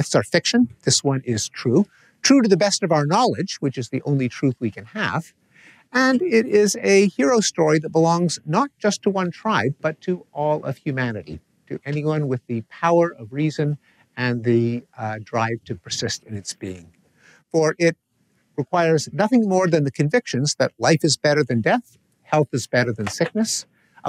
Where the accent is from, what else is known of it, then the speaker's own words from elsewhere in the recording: Canada; I come from Canada.